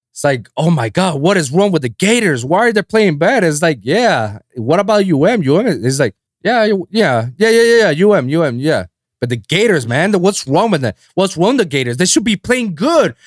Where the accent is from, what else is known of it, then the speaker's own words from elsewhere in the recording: Guaynabo, Puerto Rico; moved away as an adult; now in Miami, United States; I'm from Guaynabo, next to San Juan.